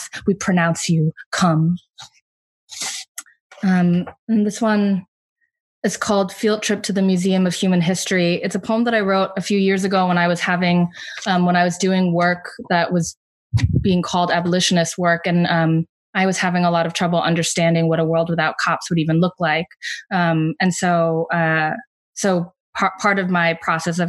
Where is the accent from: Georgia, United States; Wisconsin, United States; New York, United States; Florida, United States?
Georgia, United States; Atlanta; also born or lived in Providence; my hometown in Atlanta